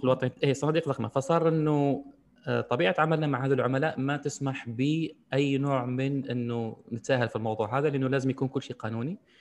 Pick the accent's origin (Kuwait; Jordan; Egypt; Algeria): Algeria; عندنا في الجزائر